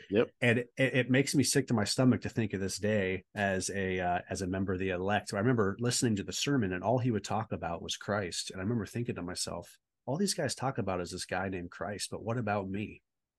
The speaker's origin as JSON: {"language": "English", "region": "California", "country": "United States", "tie": "born or raised there", "also_born_or_lived": "Texas", "said": "But a Navy brat, I was born in Texas and then settled in Southern California. And, normal, you know, suburban upbringing."}